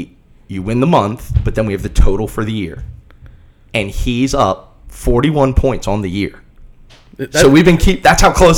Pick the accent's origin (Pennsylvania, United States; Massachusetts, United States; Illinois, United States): Massachusetts, United States; Boston; our athletic director, Ed McLaughlin, who despite being also a Bostonian, is an okay guy.